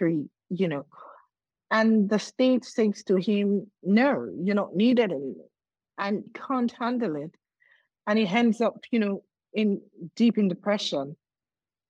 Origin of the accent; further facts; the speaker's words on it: Nigeria; also born or lived in Lagos, Nigeria; my home state in Nigeria